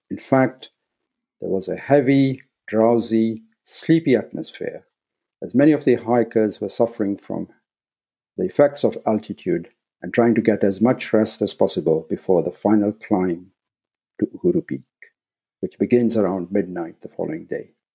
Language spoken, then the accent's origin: English; Nairobi, Kenya; moved away as an adult; I was born in Nairobi, Kenya, and spent the first 18 years in East Africa